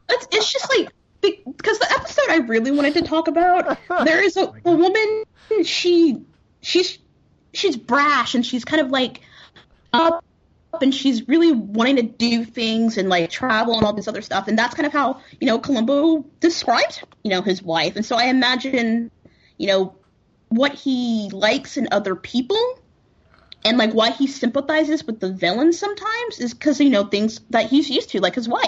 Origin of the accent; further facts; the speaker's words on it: Texas, United States; growing up in Texas.